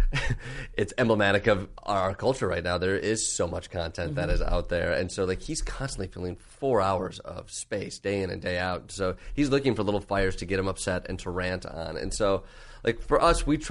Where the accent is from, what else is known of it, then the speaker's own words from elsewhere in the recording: Michigan, United States; now in New York, United States; a kid growing up in Michigan